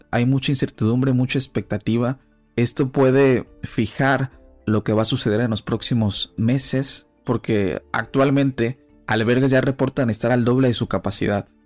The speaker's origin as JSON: {"language": "Spanish", "country": "Haiti", "second_language": "Spanish", "said": "Yo soy de Haitiano."}